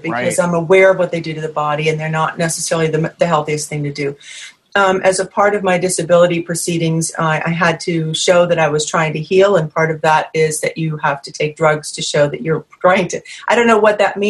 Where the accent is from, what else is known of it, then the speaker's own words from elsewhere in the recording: New England, United States; moved away; I'm from New England originally